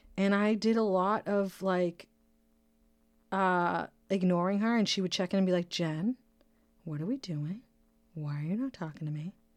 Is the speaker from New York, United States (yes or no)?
no; Brockton, Massachusetts, United States; now in California, United States; my city, Brockton, Massachusetts. That's my hometown. I'm uh, born and raised, that's where I'm from